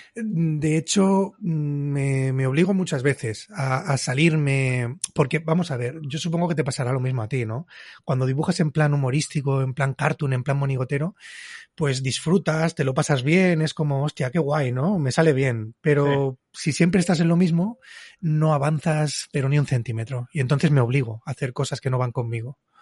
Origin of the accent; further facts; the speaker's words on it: Barcelona, Catalonia, Spain; He nacido en Barcelona, vivo en Barcelona, pues soy del Barça